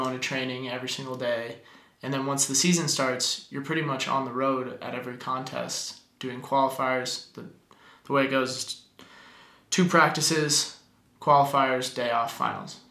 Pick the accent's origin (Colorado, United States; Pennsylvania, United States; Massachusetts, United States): Colorado, United States; Aspen; growing up in Aspen